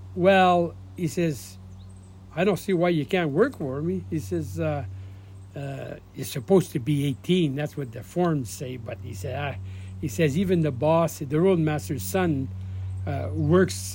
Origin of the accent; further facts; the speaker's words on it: Azilda, Ontario, Canada; that's where I was raised in Belangeville, Zilda